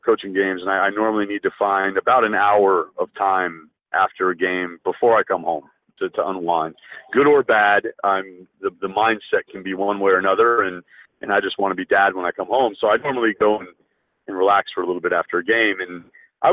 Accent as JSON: {"language": "English", "region": "New England", "country": "United States", "moved": "yes", "lives_now": "Canada", "said": "I'm from New England."}